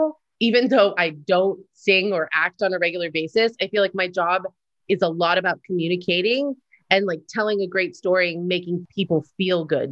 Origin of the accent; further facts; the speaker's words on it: Florida, United States; moved away; also born or lived in New York City; I grew up in Florida